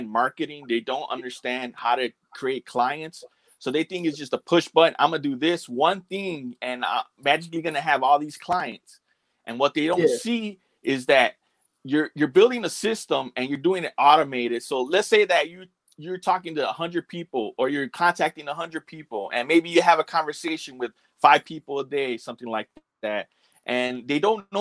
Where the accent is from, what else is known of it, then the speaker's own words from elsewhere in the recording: Chicago, Illinois, United States; That's where I grew up.